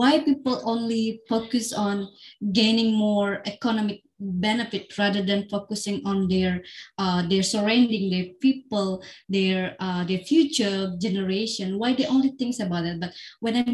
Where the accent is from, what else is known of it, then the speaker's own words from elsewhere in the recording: Central Kalimantan, Indonesia; in Central Kalimantan, in my hometown